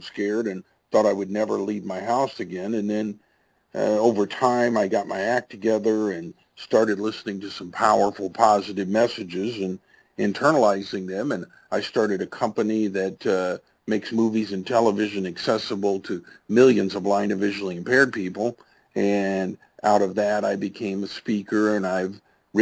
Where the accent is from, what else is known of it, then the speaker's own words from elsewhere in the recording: Tulsa, Oklahoma, United States; grew up here in Tulsa, Oklahoma, where I make my home today